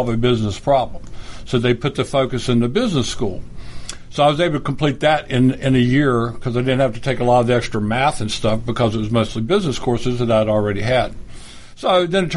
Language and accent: English; Virginia, United States; moved away as an adult; also born or lived in Texas; I grew up in Virginia, and I entered the military from Virginia